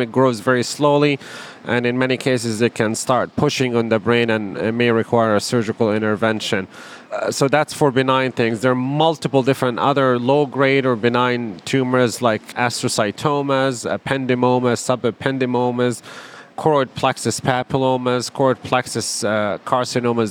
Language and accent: English; Palestine; also born or lived in Wisconsin, United States; now in Chicago, United States; I grew up in Palestine.